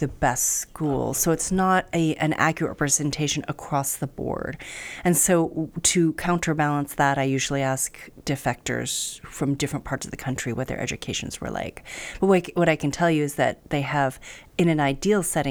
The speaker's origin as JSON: {"language": "English", "country": "United States", "said": "I'm very lucky as an American."}